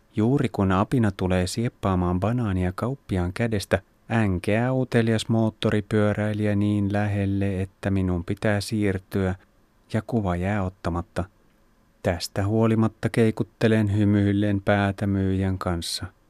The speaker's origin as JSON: {"language": "Finnish", "country": "Finland"}